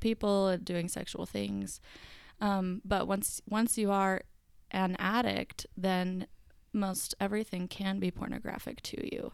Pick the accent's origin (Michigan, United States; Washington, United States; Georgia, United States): Georgia, United States; Marietta; now in Utah, United States; I'm from Marietta, Georgia, live in Utah